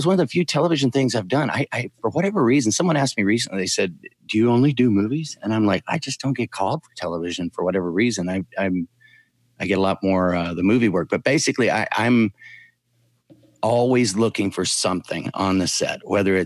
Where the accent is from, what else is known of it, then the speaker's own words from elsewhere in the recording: Cincinnati, Ohio, United States; moved away as an adult; now in Atlanta, United States; I'm originally from Cincinnati, but moved here a couple of years ago